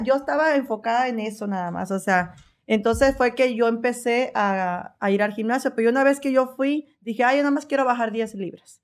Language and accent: Spanish; Veracruz, Mexico; moved away as an adult; also born or lived in Phoenix, Arizona; now in Oklahoma, United States; soy de Veracruz.